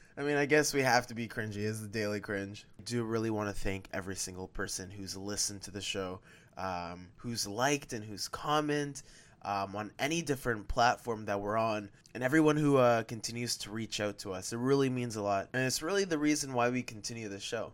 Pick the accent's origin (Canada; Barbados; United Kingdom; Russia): Canada; I am Canadian